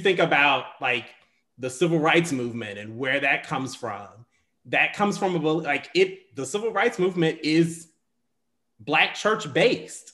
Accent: the South, United States; I come from, I'm from the South

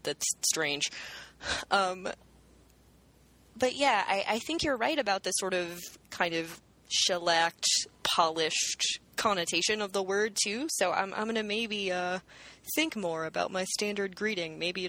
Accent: the South, United States; I'm from the South, and that is a word that we use a lot.

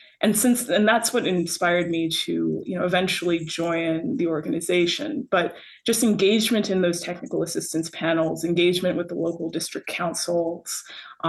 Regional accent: North Miami, Florida, United States; I grew up in a city called the City of North Miami

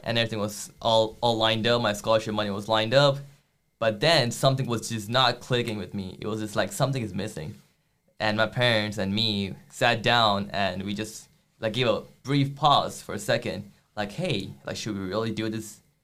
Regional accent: India; moved away as an adult; now in United States; I'm from India

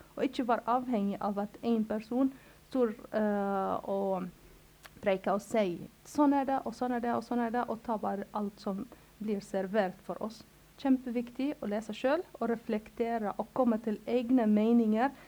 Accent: Cairo, Cairo Governorate, Egypt; Norwegian is a second language; also born or lived in Lebanon / Yemen / Gaza / Palestine; now in Norway; jeg vokste opp i Kairo

